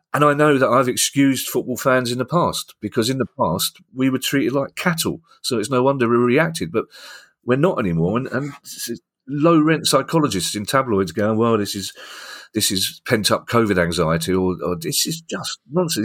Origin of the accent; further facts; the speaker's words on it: London, United Kingdom; I'm from South London